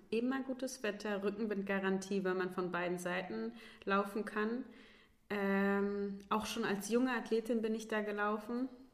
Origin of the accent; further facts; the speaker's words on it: Baunatal, Hesse, Germany; moved away; also born or lived in Kassel; in Baunatal, wo ich herkomme